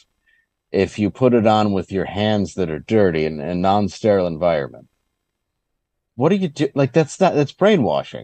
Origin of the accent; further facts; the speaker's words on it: Michigan, United States; I grew up in Michigan